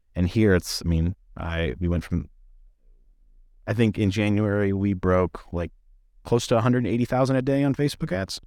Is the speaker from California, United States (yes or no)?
yes; San Diego, California, United States; moved away as an adult; also born or lived in Colorado / Denver; I grew up in North County, San Diego, so, like, I grew up on the beach